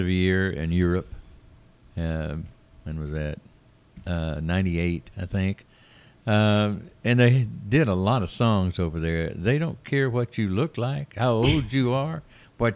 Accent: Forest City, Arkansas, United States; also born or lived in Tyler, Texas / Tucson, Arizona; now in Heber Springs, United States; I was born not in a hospital in Forest City, Arkansas, on Hill Street in Forest City, Arkansas

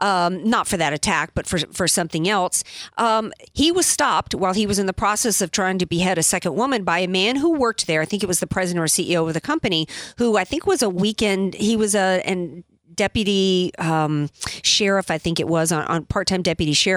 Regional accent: the South, United States; I grew up in the South

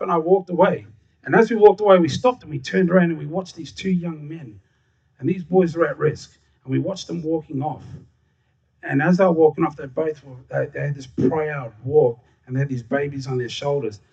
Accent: Darwin, Northern Territory, Australia; I was born and raised in Larrakia land in Darwin, just down the road at the old hospital.

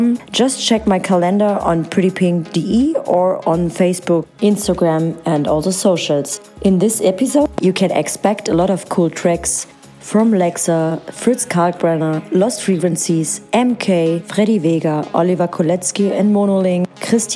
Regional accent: Blankenburg, Germany; moved away; I will play in my hometown

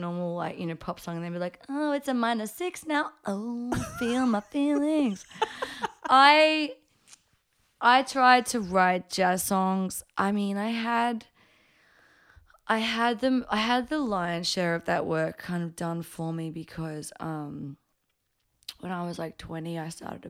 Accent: Brisbane, Queensland, Australia; also born or lived in Papua New Guinea; I'm 19. I'm from Brisbane.

